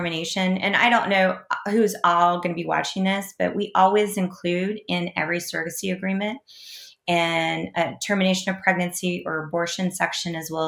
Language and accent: English; Kansas, United States; in my home state, the fine citizens of Kansas